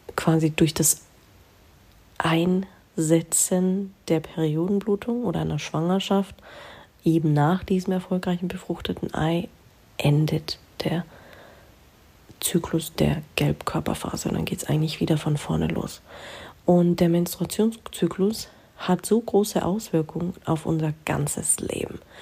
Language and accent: German; Germany; bei uns in Deutschland